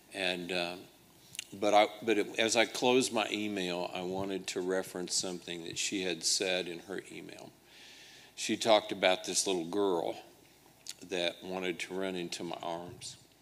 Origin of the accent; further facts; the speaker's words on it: Liberty, Missouri, United States; my hometown of Liberty, Missouri